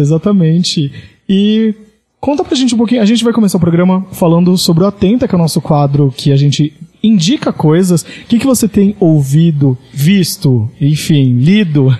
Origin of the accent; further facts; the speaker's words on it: Praia Grande, São Paulo, Brazil; also born or lived in Santos; eu sou de Santos, nasci em Santos, mas morei minha vida toda em Praia Grande, no litoral de São Paulo